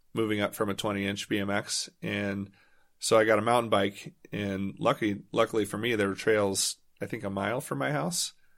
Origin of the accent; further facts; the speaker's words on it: Louisville, Kentucky, United States; I grew up in Louisville, Kentucky, which actually was a pretty great place to ride bikes